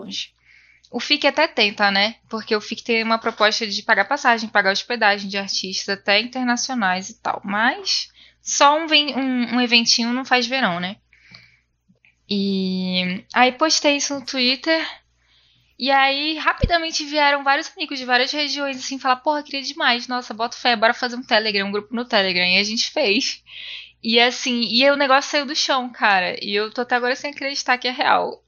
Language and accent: Portuguese; Manaus, Amazonas, Brazil; moved away; quando eu saí de Manaus